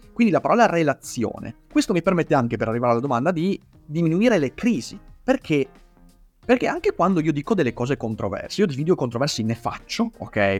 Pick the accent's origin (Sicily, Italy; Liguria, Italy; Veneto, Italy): Veneto, Italy; accent: Venetian; la mia cadenza veneta